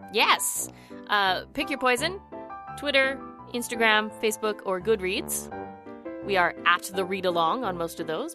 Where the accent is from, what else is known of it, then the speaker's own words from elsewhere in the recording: Edmonton, Alberta, Canada; my hometown